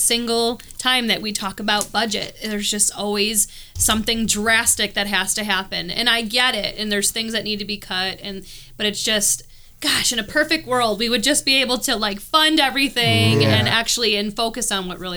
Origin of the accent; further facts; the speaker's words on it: New York, United States; moved away; I come from New York where like you have to have preschool